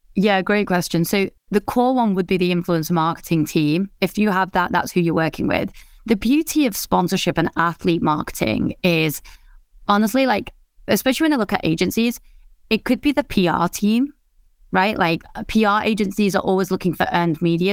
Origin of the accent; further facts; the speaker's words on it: England, United Kingdom; also born or lived in India; I grew up in England, uh, which is also where I live now.